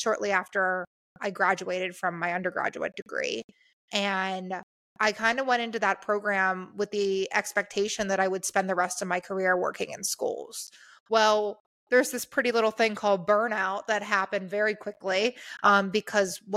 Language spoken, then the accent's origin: English; Pittsburgh, Pennsylvania, United States; moved away as an adult; now in Phoenix, United States; I'm from Pittsburgh, blue collar working class, Appalachia kind of area